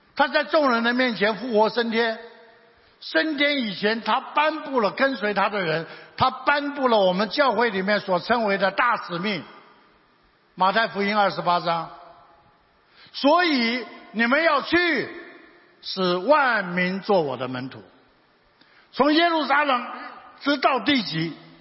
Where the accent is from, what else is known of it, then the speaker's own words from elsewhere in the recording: Taiwan; 我们台湾人